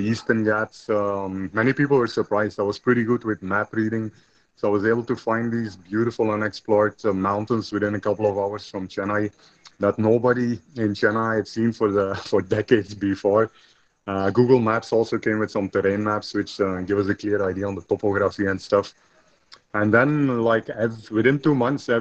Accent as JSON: {"language": "English", "country": "Belgium", "tie": "born or raised there", "said": "I was born in Belgium, I think I was very fortunate to grow up in like a small village, actually, the green outskirts on a farm"}